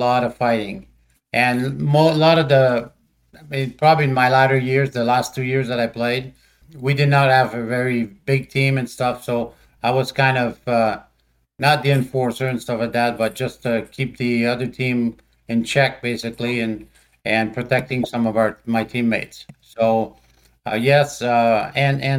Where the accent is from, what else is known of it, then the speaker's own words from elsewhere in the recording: Montreal, Quebec, Canada; moved away; I was born in Montreal, Canada, in the French section of Montreal.